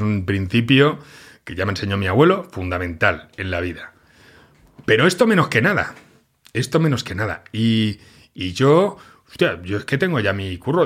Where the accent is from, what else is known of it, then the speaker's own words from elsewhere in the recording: Catalonia, Spain; yo soy catalán